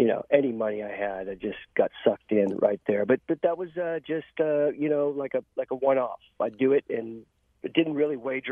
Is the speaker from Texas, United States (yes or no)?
yes; Texas, United States; I grew up in Texas